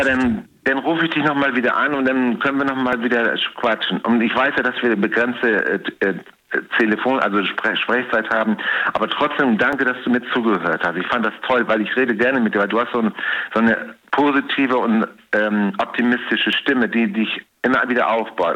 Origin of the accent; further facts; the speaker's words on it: Hamburg, Germany; now in Cologne, Germany; Ich komme gebürtig aus Hamburg.